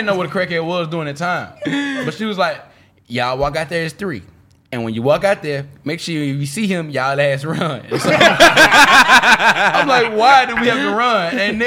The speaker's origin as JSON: {"language": "English", "town": "Memphis", "region": "Tennessee", "country": "United States", "tie": "born or raised there", "said": "growing up in Memphis, it's like, it's the most funniest place ever"}